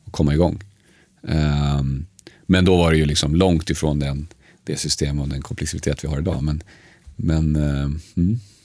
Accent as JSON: {"language": "Swedish", "town": "Uppsala", "region": "Uppsala County", "country": "Sweden", "tie": "born or raised there", "also_born_or_lived": "Sundsvall", "said": "jag är född i Sundsvall. Eh, polska föräldrar som hade flyttat till Sverige ett år innan jag föddes. Eh, uppväxt dock i Uppsala."}